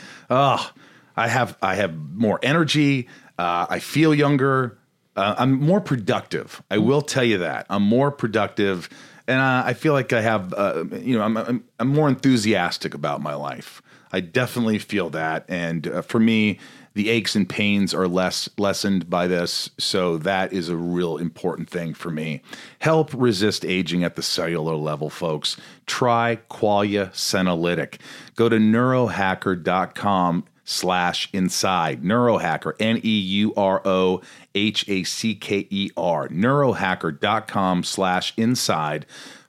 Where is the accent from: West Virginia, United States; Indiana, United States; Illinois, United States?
Indiana, United States; southern; moved away; also born or lived in New York; I grew up in Indiana. I was born in New York, but I grew up in a small town in Indiana, okay. Southern Indiana.